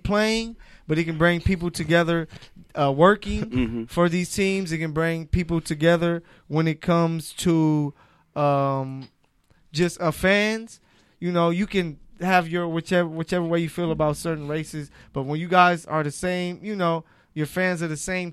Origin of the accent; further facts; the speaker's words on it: Los Angeles, California, United States; I'm from L.A., South Central